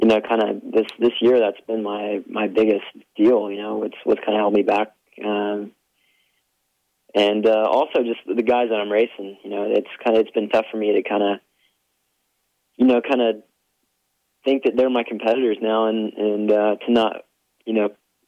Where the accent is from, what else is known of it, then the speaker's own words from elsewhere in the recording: Oklahoma, United States; it's so good to be home